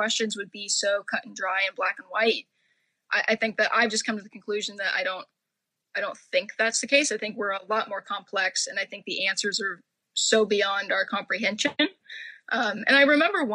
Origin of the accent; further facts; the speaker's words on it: Orange County, California, United States; also born or lived in Oregon; I grew up in Orange County, upper middle class, white conservative